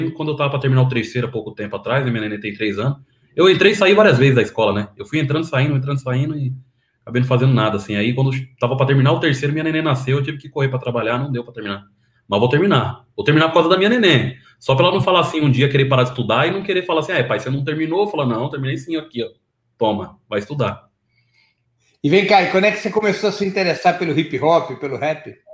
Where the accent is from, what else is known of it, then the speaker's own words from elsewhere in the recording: São Paulo, Brazil; born there; Nasci em São Paulo. Minha família é tudo da Bahia, né? Mas eu nasci em São Paulo. Que bairro? Eu nasci no Butantã, ali no, no, no quilômetro 15 da Raposo Tavares.